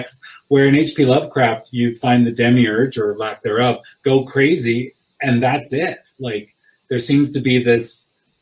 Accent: Alberta, Canada; now in Oklahoma, United States; I'm from Alberta, so I'm like in the middle of Montreal and Victoria

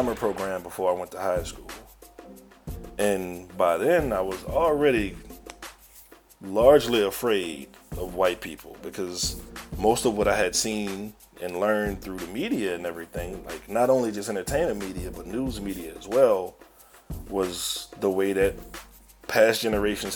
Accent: New Orleans, Louisiana, United States; also born or lived in Baton Rouge; I grew up in New Orleans East, mostly, a little bit in Baton Rouge

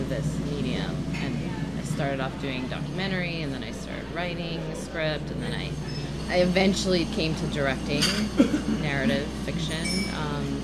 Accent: New Jersey, United States; I grew up in New Jersey

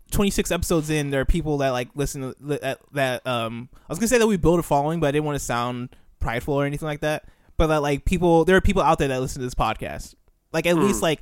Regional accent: Nigeria; also born or lived in United States; I was born in America, but then I moved to Nigeria.

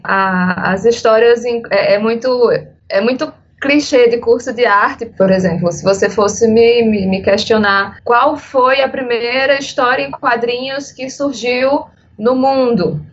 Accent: Paraíba, Brazil; Sou paraibana

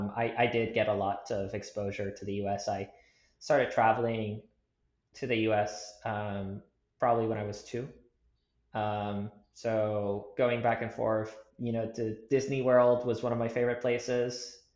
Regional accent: Puerto Rico; moved away as an adult; Yeah, grew up in Puerto Rico, born and raised there until I left for college.

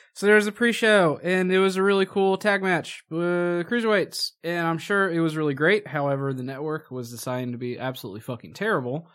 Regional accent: Indiana, United States; we're from Indiana.

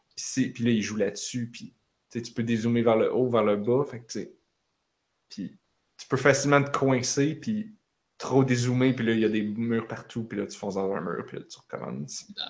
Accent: Repentigny, Quebec, Canada; je viens de Repentigny

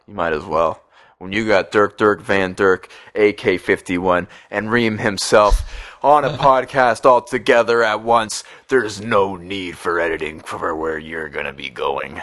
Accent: Oshawa, Ontario, Canada; I'm from Oshawa

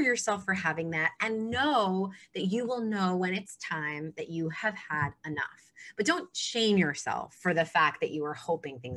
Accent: New York City, New York, United States; I'm a New Yorker

